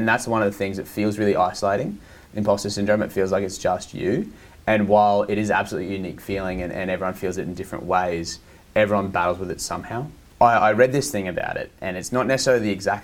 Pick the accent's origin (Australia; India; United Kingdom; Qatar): Australia; Southeast Queensland; We're from Southeast Queensland.